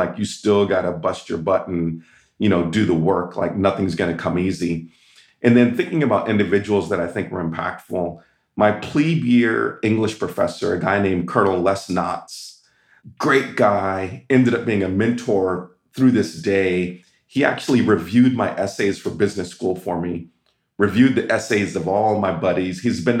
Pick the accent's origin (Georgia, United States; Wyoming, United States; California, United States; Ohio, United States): California, United States; I was raised in Southern California for high school and always thought that I'd go to UCLA or Stanford